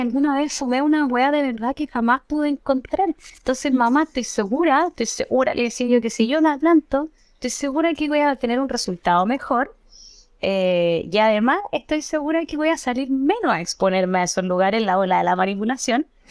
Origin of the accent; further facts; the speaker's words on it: Santiago, Santiago Metropolitan Region, Chile; also born or lived in Venezuela; yo vengo de Estación Central. Bueno, yo nací en Venezuela, donde me crié toda la vida en Estación Central.